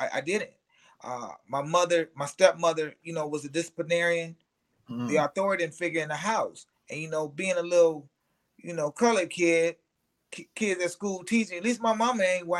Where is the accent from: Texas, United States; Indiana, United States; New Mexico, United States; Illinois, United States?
Illinois, United States; Aurora; I grew up in Aurora, Illinois. It's like the second largest city in the state of Illinois, a western suburb of Chicago.